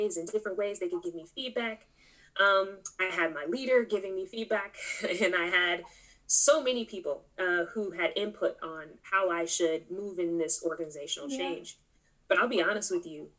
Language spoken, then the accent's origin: English; California, United States; I'm originally from California.